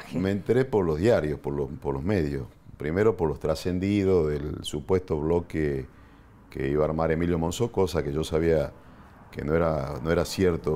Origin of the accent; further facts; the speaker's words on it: Argentina; Nosotros como los argentinos